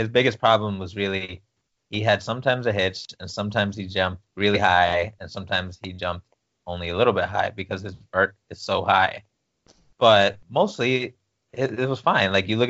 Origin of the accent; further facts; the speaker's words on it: East Coast, United States; my fiance's family's from the West Coast and I'm from the East Coast